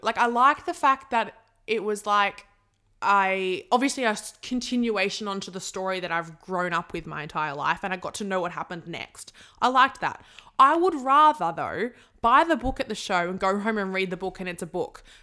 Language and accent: English; Sydney, New South Wales, Australia; I'm from Sydney